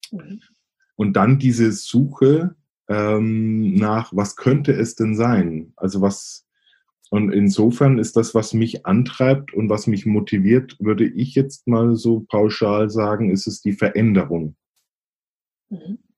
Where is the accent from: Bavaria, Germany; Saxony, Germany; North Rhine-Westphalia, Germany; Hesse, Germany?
Bavaria, Germany; accent: Franconian; Ich komme ursprünglich aus Oberfranken, ähm, also dem einen oder anderen, der einen oder anderen wird sicherlich auffallen vielleicht ähm, an meinem Akzent. Äh, Fränkische legt man irgendwie nie ganz ab.